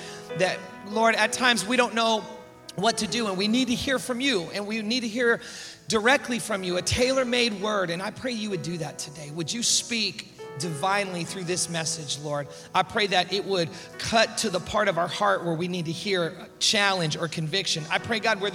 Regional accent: Oakland, California, United States; moved away; I was born and raised in the Bay Area of San Francisco, Oakland area.

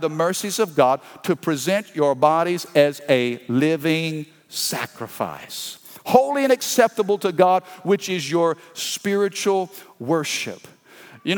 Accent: Midwest, United States; now in Baton Rouge, United States; I grew up in the Midwest

